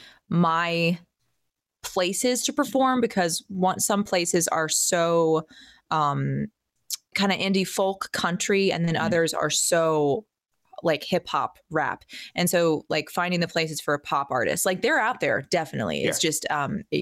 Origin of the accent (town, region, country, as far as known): Atlanta, Georgia, United States; born or raised there; also born or lived in Virginia